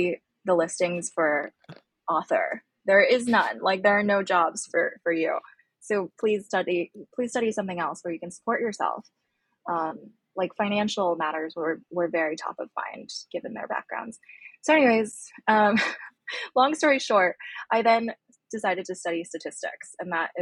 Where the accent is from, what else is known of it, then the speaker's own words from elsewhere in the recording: Pittsburgh, Pennsylvania, United States; also born or lived in Beijing, China; I'm from Beijing. I grew up there for the first 6 years of my life. Then my family and I moved to Pittsburgh, Pennsylvania when I was 6 years old